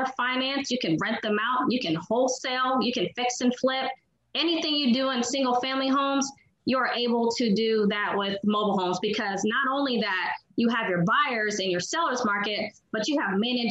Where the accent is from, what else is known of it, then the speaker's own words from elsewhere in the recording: Columbus, Ohio, United States; I'm from Columbus